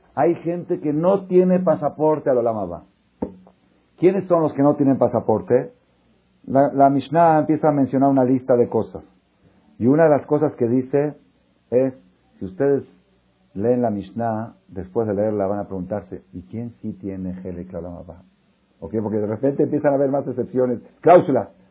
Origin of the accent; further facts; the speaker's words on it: Mexico; moved away as an adult; also born or lived in Israel; Soy judío nacido en México